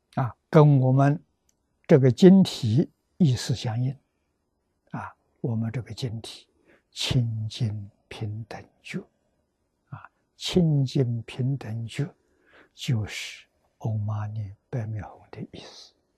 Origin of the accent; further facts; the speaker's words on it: China; 我们中国人怎么念法呢？